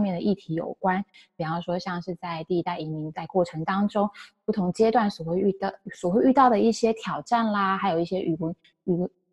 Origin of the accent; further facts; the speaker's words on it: Taiwan; first language Chinese; now in San Francisco Bay Area, United States; 我来自台湾，然后中文是我的母语